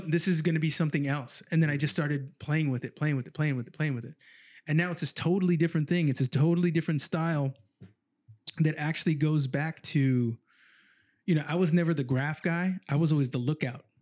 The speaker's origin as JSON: {"language": "English", "town": "San Jose", "region": "California", "country": "United States", "tie": "born or raised there", "moved": "as an adult", "lives_now": "Sacramento, United States", "said": "I grew up in San Jose"}